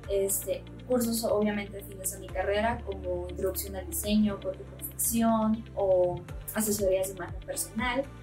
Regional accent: Sonora, Mexico; moved away as an adult; now in Mexico City, Mexico; todo lo que es Sonora, ¿no? Explicarles por qué hablamos como hablamos

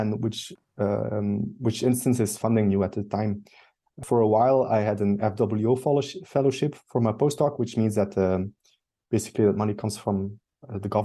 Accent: Bruges or Ghent, Flanders, Belgium; close to my hometown, close to Bruges or Ghent, where I live now, in between both

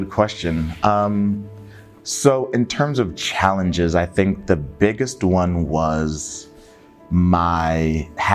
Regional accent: Connecticut, United States; also born or lived in Nigeria; born and raised in Connecticut

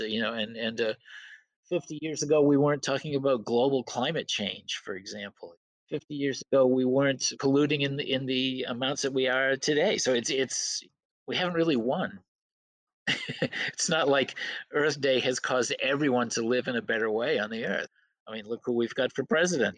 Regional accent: Belfast, Maine, United States; also born or lived in Waterville, Maine; growing up on Penobscot Bay in Belfast

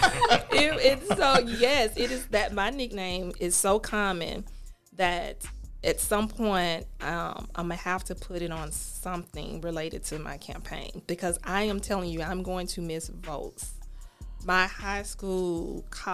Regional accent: Birmingham, Alabama, United States; also born or lived in Montevallo, Alabama; I am from Ensley, went to Montevallo, Miles Law School

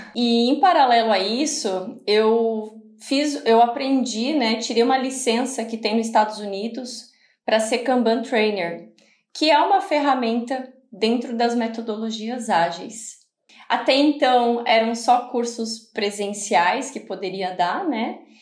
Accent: Balneário Camboriú, Santa Catarina, Brazil; also born or lived in Florianópolis; Eu sou de Balneário Camboriú, né? Minha família toda é daqui. Nasci em Balneário Camboriú, Santa Catarina

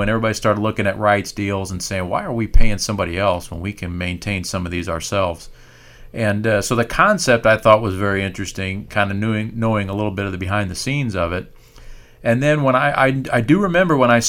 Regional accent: Indiana, United States; we grew up in Purdue country and in Indiana

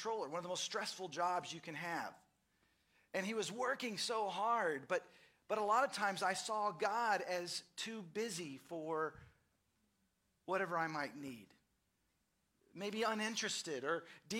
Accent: Dallas, Texas, United States; now in Austin, United States; I grew up in Dallas, and I remember as a kid, we would go to Sunday school and to church

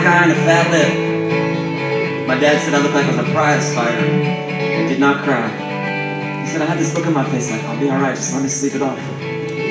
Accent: San Francisco, California, United States; I was born in the Panhandle of San Francisco and St. Mary's Hospital.

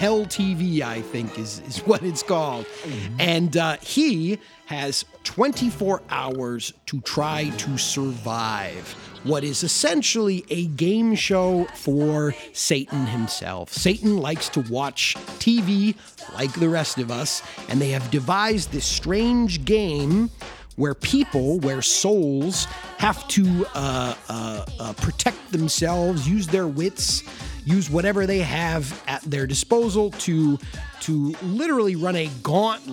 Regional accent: Bensenville, Illinois, United States; my hometown, Bensonville. I grew up in the shadows and flight path of O'Hare Airport

